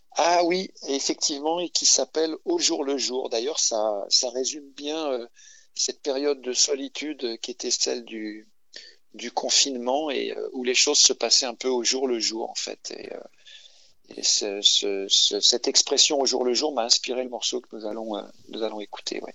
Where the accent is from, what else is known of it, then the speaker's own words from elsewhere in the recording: Paris, Île-de-France, France; moved away as an adult; je suis parisien de naissance et j'ai passé toute une grande partie de ma vie à Paris.